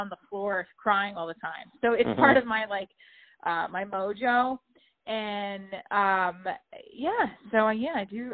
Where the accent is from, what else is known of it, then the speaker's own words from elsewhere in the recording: New Jersey, United States; I'm from Jersey